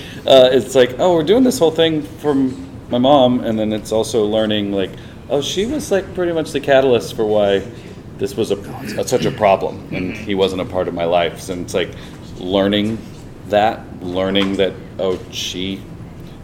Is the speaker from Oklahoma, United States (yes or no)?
no; Fort Worth, Texas, United States; also born or lived in Brooklyn; now in New York, United States; I live in Brooklyn now, but I'm originally from Fort Worth